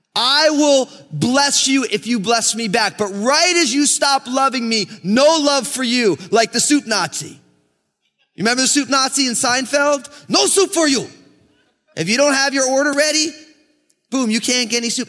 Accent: United States; I grew up in America

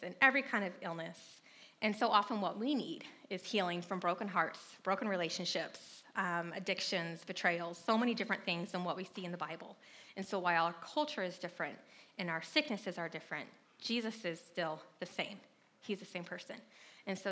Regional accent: North Carolina, United States; moved away as an adult; also born or lived in San Francisco; I grew up in North Carolina

